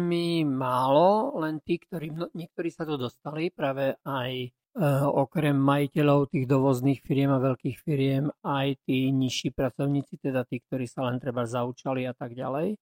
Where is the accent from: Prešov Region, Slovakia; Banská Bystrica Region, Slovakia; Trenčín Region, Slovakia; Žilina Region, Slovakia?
Prešov Region, Slovakia; Prešov; som z Prešova, z centra Prešova